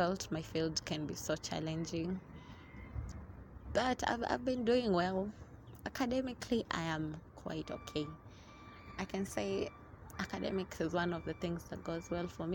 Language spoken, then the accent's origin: English; Mombasa, Mombasa County, Kenya; now in Nairobi, Kenya; originally, I'm from Mombasa